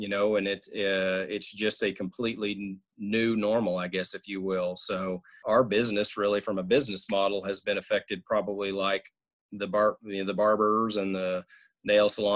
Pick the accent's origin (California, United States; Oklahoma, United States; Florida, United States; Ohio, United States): Oklahoma, United States; Woodward; moved away as an adult; now in Stillwater, United States; move back to my hometown of Woodward